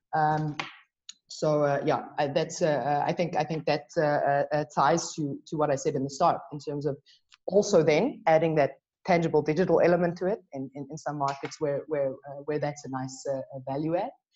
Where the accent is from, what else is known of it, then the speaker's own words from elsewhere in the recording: South Africa; I'm South African